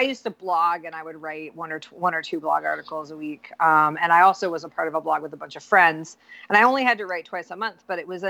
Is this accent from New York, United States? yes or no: yes; New York, United States; I'm originally from Central New York. I've lived in 8 states.